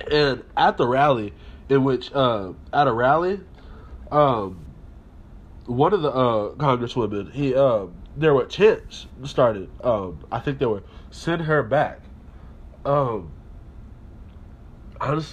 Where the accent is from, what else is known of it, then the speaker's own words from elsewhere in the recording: United States; being an American